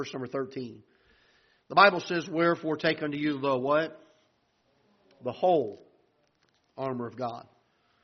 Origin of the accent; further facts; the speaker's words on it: South Florida, United States; now in Festus, United States; I'm from South Florida